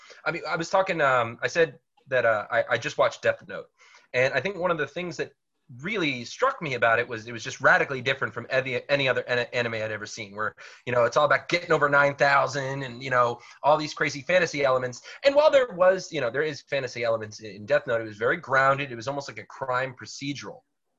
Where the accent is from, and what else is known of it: United States